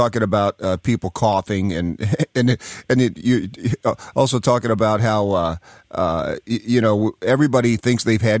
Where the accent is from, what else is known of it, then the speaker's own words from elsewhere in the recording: Knoxville, Tennessee, United States; I'm from Knoxville, Tennessee.